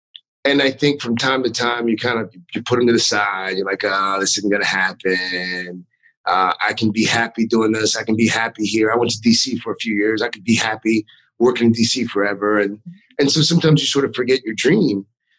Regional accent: Columbia, South Carolina, United States; moved away; I grew up in Columbia. I went to Columbia High School

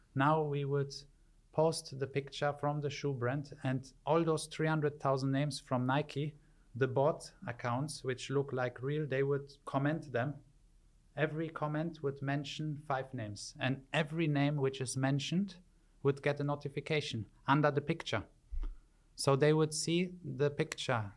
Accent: Wittlich, Rhineland-Palatinate, Germany; moved away as an adult; also born or lived in Poland; now in Dubai, United Arab Emirates; I grew up in Germany from the age of two to 22, and then I left to Dubai

